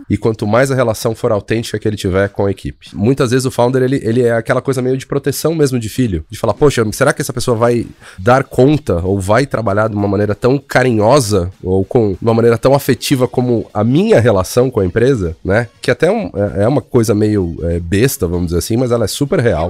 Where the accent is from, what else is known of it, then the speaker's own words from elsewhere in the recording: Brazil; somos brasileiros